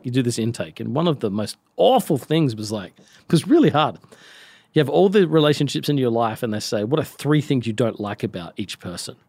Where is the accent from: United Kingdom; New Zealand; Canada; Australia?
Australia; I'm from Australia.